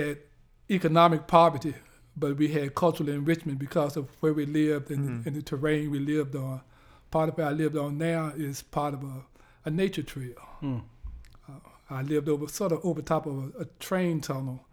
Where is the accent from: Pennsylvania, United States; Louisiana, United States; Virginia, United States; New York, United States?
Virginia, United States; Lynchburg; moved away; I grew up in Lynchburg, Virginia.